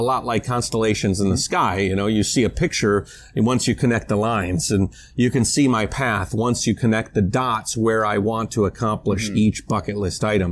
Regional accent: United States; moved away; I'm an American

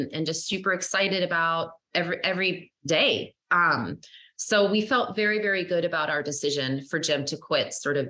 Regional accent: Sweden; moved away; I'm actually from Sweden originally, and that's where my parents were educated

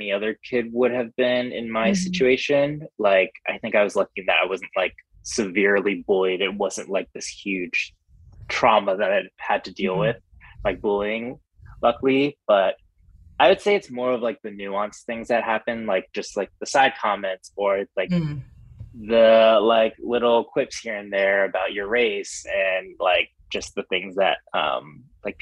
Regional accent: Ohio, United States; also born or lived in Texas; I spent the majority of my childhood in Ohio, which is kind of like, it's like the Midwest, considered the Midwest in the US

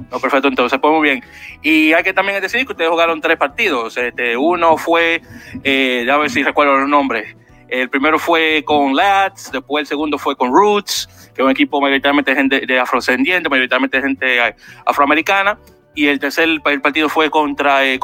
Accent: Chile; now in United States; Soy de Chile.

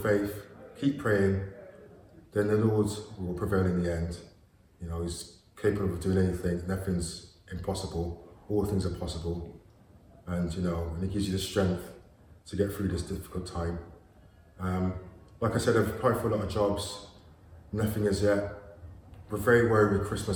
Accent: Gloucester, South West England, United Kingdom; I'm 47. I'm from Gloucester

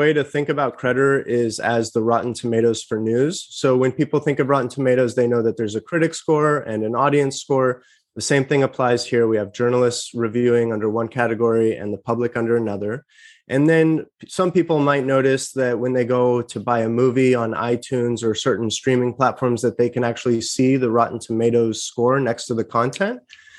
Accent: Larkspur, California, United States; I'm from the Bay Area. So right now I'm talking to you about 10 minutes north of the Golden Gate Bridge, which is the town of Larkspur, where I grew up.

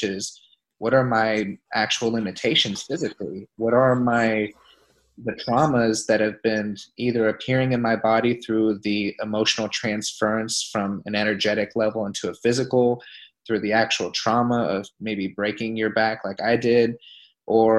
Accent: Pensacola, Florida, United States; moved away; I'm back in my hometown where I'm based out of Pensacola, Florida right now.

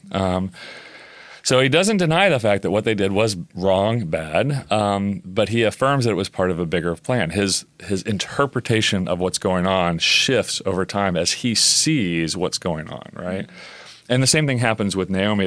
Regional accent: Oklahoma, United States; I grew up in Oklahoma

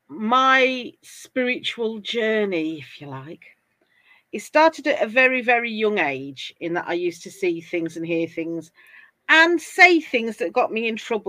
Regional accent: England, United Kingdom; As you can tell from my accent, I'm from England.

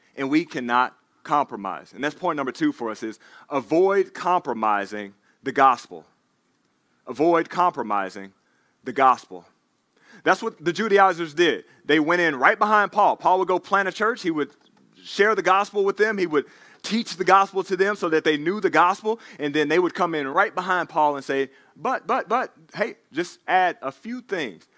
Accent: Dallas, Texas, United States; moved away; I'm from Dallas, Texas. He's playing against my hometown team

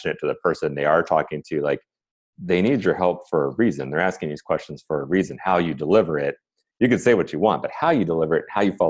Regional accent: Cleveland, Ohio, United States; I'm from Ohio, I'm from Cleveland

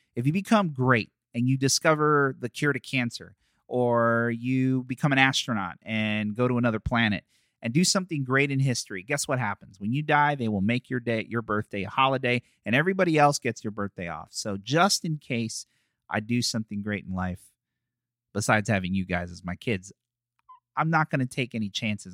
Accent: Philadelphia, Pennsylvania, United States; moved away; that's where I'm born

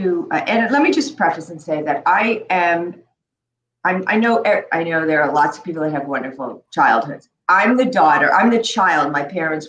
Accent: New York City, New York, United States; also born or lived in Chicago; Born in Chicago, and before I started the year, I started kindergarten. I moved to New York City.

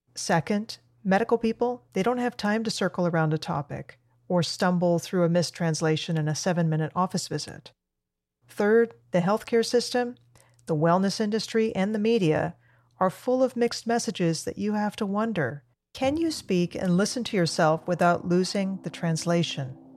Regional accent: Argentina; now in United States; I'm an immigrant from Argentina, and I've been a U S citizen for many years

